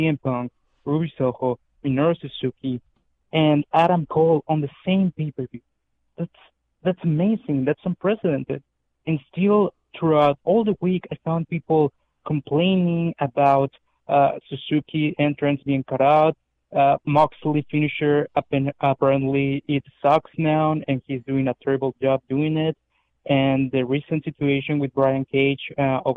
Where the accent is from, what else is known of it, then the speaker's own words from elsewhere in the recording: Tijuana, Baja California, Mexico; I'm from Tijuana, Mexico